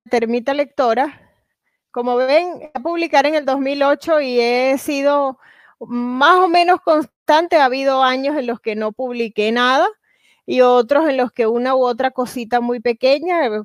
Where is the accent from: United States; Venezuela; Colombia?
Venezuela; moved away as an adult; cuando me vine de, de Venezuela, solo pude traer algunos libros y realmente ha sido muy difícil para mí volver para traer otras cosas.